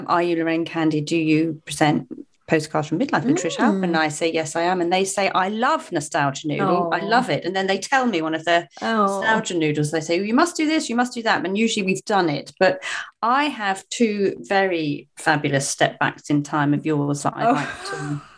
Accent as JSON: {"language": "English", "area": "Cornwall", "region": "South West England", "country": "United Kingdom", "said": "I can do a Cornish accent. Cornish accent. Because I am Cornish."}